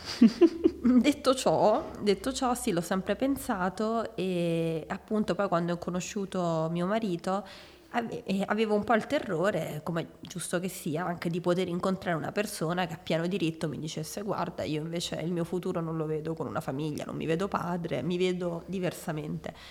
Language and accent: Italian; Rome, Lazio, Italy; now in Milan, Italy; nata a Roma il ventuno febbraio millenovecentottantasette